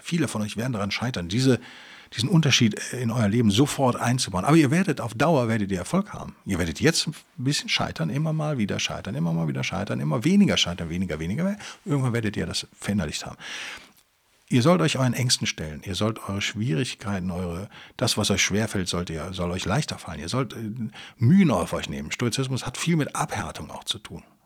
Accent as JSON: {"language": "German", "region": "Rhineland", "country": "Germany", "said": "als Rheinländer"}